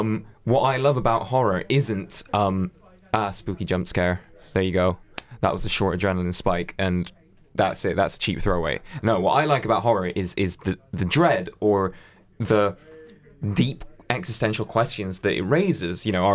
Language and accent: English; Spain; Even though I grew up in Spain, we had Sky, like we managed to have the Sky account registered to my nan's house in Lincoln.